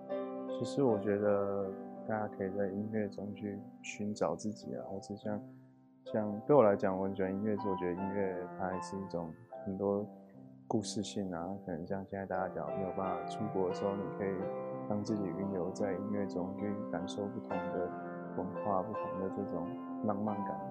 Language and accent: Chinese; Taiwan; 我觉得在台湾长大的某一方面，我们不是很鼓励每个人在自我方面很多的表现啊，很多的对话。